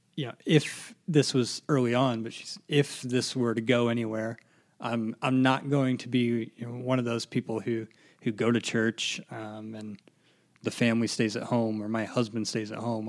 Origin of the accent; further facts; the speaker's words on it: Lafayette, Indiana, United States; I'm originally from Lafayette